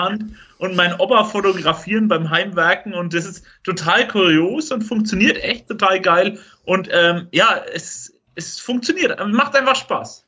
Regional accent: Franconia, Bavaria, Germany; Franken ist doch meine Heimat

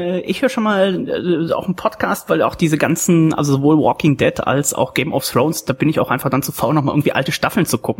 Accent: Germany

